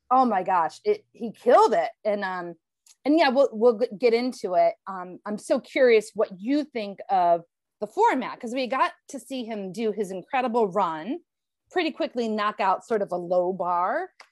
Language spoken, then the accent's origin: English; Elyria, Ohio, United States; moved away as an adult; also born or lived in Cleveland, Ohio / Los Angeles; my father's house here in my hometown of Elyria, Ohio